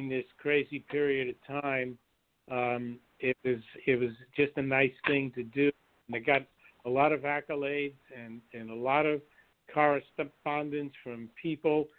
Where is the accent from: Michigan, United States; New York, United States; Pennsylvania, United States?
New York, United States; New York City; moved away as an adult; also born or lived in Manhattan; now in Los Angeles, United States; I was born in the Bronx, and then I lived in Manhattan most of my life.